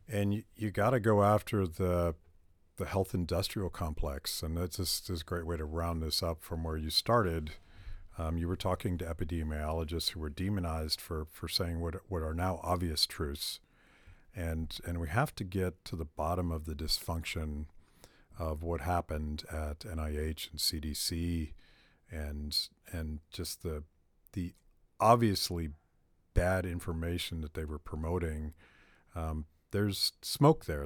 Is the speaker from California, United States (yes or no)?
no; Pittsburgh, Pennsylvania, United States; And I'm from Pennsylvania, and I I know how that plays, particularly in Pittsburgh, where, where I'm from.